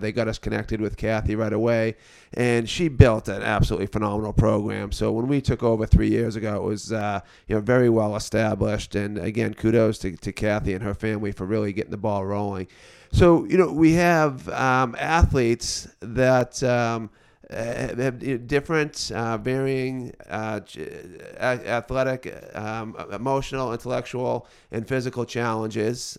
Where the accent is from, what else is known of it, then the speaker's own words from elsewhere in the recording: Beverly, Massachusetts, United States; also born or lived in Boston; now in North Andover, United States; I'm originally from the North Shore, grew up in Beverly